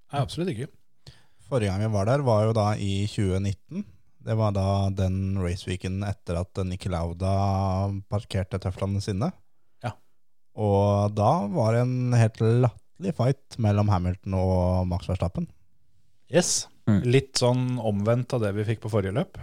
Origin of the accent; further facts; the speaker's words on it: Vestfold, Norway; på størrelse med Fon, der vi kommer fra